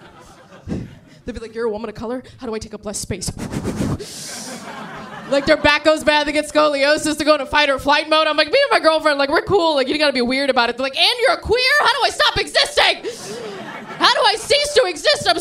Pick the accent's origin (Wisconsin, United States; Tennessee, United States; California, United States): California, United States; San Diego; moved away as an adult; also born or lived in Sri Lanka; now in New York, United States; I grew up in San Diego.